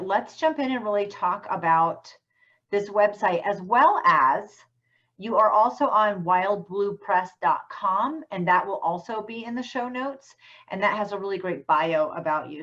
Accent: Vermont, United States; I'm from Vermont

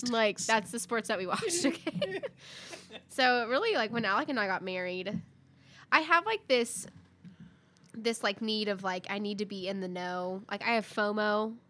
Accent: Arkansas, United States; I'm from Arkansas

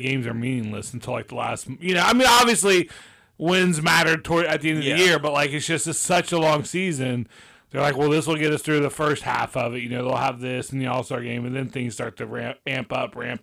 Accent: Parkersburg, West Virginia, United States; moved away; also born or lived in Ohio; I was born in Parkersburg.

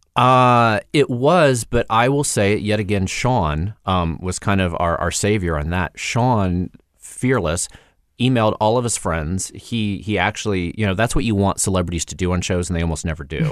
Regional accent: Indiana, United States; now in Los Angeles, United States; I'm this kid from Indiana who moved to L

